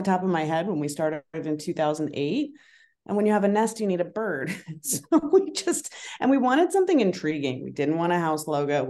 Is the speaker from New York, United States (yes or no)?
no; Colorado, United States; also born or lived in Idaho; growing up in Colorado, Idaho, and around the Western states, I spent time with my grandmother who lived on a farm in Colorado